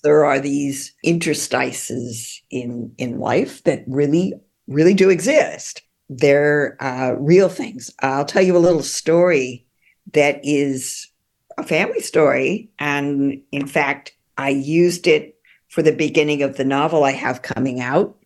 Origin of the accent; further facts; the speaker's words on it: California, United States; as a Californian